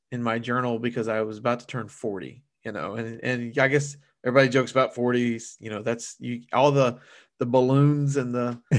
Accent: Louisiana, United States; my family's from South Louisiana, and then, you know, we're from the Cajun heartland, you know, Shad, that's the way we do it.

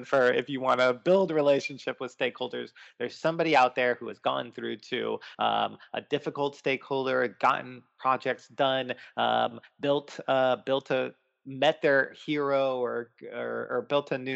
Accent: Florida, United States; I grew up in Florida

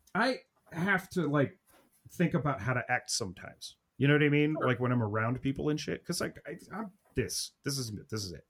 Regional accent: Ohio, United States; I'm from Ohio

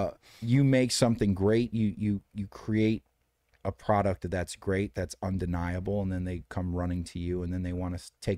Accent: Detroit, Michigan, United States; now in Los Angeles, United States; Detroit. Yeah.

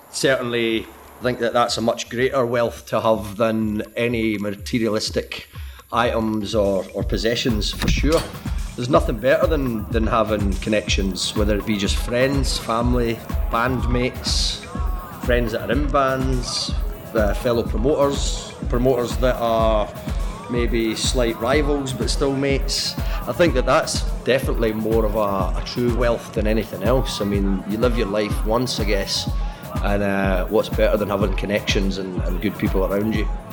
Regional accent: Scotland, United Kingdom; moved away as an adult; now in Sydney, Australia; I made the move from Scotland over to Sydney

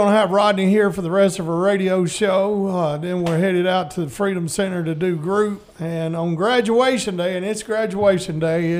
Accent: Wheeler, United States; he is from my hometown of Wheeler

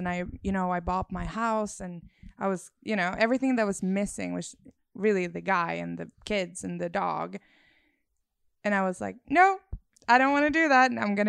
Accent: Sweden; moved away as an adult; I'm from Sweden originally. I moved here 2 years ago.

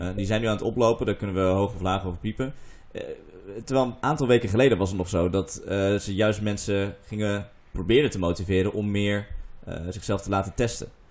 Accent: Groningen, Netherlands; moved away; in Groningen, waar ik vandaan kom

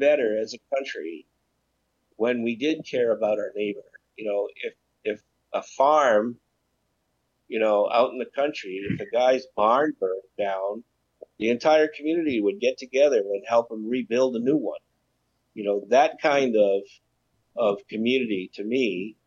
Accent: United States; growing up, as an American, we always had what was called the American dream.

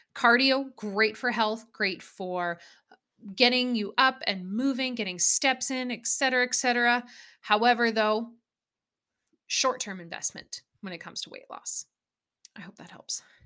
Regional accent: Alberta, Canada; Growing up in Alberta where I grew up with cows and horses and farming and ranching

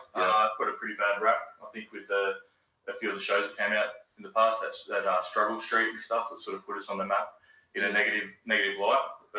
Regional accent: Mount Druitt, New South Wales, Australia; For me, like Mount Druitt's home.

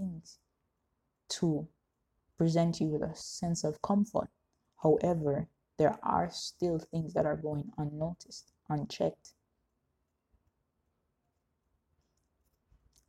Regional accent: Jamaica; as a Jamaican society

